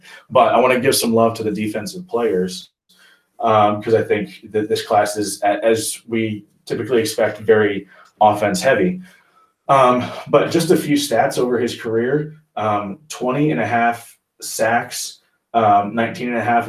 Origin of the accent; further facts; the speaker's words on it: Springfield, Illinois, United States; I grew up in Springfield, Illinois.